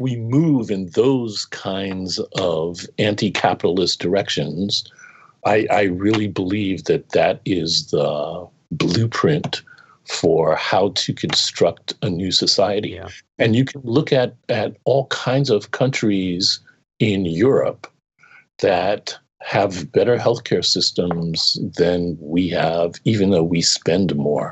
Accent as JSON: {"language": "English", "town": "New York City", "region": "New York", "country": "United States", "tie": "born or raised there", "also_born_or_lived": "Massachusetts", "moved": "yes", "said": "I grew up in New York City."}